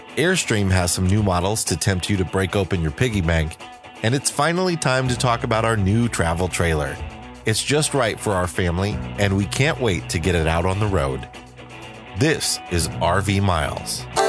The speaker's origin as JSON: {"language": "English", "country": "United States", "tie": "born or raised there", "moved": "yes", "said": "we come to you from the Quad Cities, as it's affectionately called, my hometown area."}